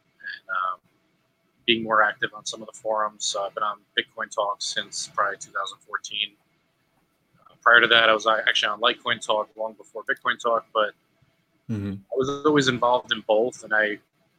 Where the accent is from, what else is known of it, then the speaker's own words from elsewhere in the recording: New York, United States; I'm from New York